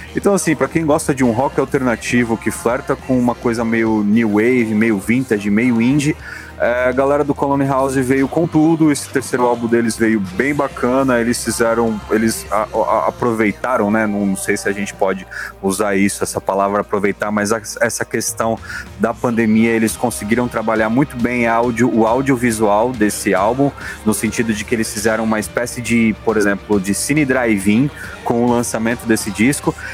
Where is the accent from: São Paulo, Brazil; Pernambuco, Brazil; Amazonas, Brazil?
São Paulo, Brazil; Guarujá; sou do Guarujá